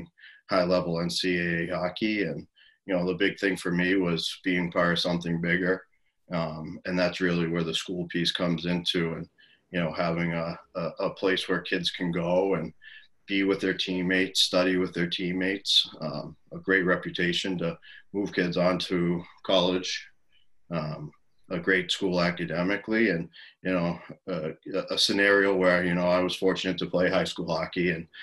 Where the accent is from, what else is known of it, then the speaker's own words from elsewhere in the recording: Massachusetts, United States; I grew up in Massachusetts